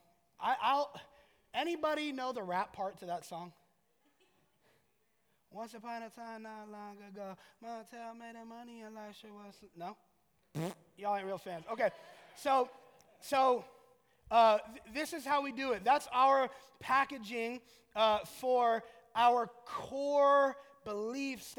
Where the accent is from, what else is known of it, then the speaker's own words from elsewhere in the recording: Orlando, Florida, United States; I'm from Orlando